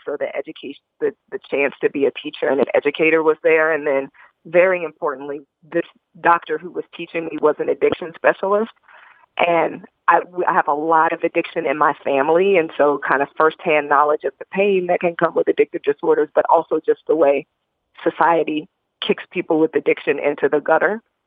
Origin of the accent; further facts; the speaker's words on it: Indianapolis, Indiana, United States; I was a, a young black girl growing up in Indianapolis, Indiana.